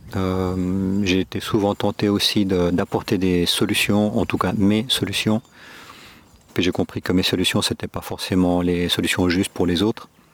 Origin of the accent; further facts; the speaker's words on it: Geneva, Switzerland; moved away as an adult; now in Córdoba, Spain; je suis né en Suisse, à Genève. Mes parents sont espagnols